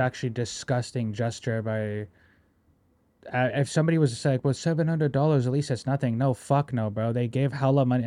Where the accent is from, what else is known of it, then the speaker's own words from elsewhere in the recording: United States; I love being American